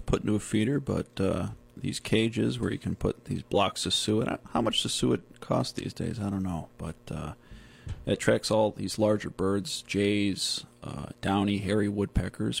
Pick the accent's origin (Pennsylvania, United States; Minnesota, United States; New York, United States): New York, United States; Whitesboro; moved away; also born or lived in Syracuse, New York; Utica area, Whitesboro, village of Whitesboro. All right, my hometown.